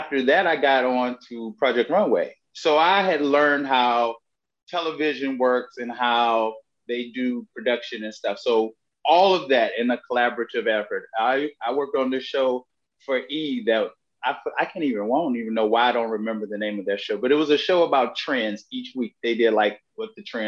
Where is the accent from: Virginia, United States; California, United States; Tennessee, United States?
Virginia, United States; moved away as an adult; I grew up in Herb, Virginia